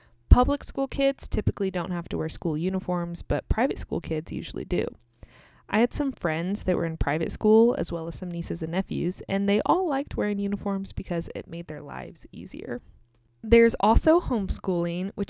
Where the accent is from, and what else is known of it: United States; also born or lived in Kansas